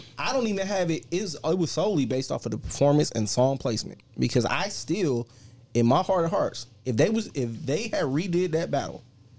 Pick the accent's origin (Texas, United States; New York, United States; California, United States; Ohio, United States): Ohio, United States; Cleveland; especially us being in Cleveland